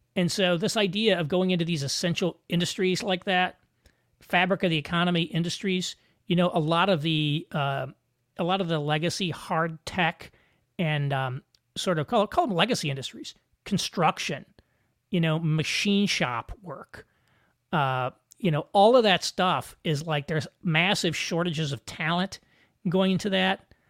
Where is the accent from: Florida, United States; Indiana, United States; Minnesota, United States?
Indiana, United States; Southern; I grew up in Southern Indiana